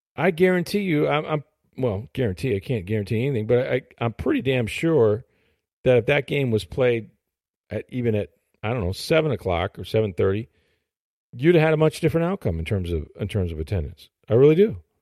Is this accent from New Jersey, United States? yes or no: no; St. Petersburg, Florida, United States; also born or lived in Hillsborough County, Florida; I was born in Saint Pete, grew up there